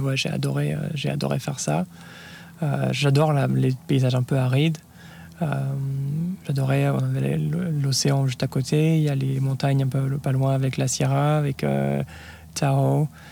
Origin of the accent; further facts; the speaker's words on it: France; moved away as an adult; also born or lived in Lyon / Paris / Palo Alto / New York; now in United States; j'ai grandi en France euh, et je suis parti après mes études aux États-Unis